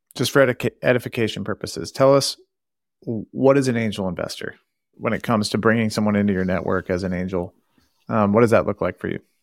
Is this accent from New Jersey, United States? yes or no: no; Santa Cruz, California, United States; now in Boston, United States; I grew up in a town in California, Santa Cruz.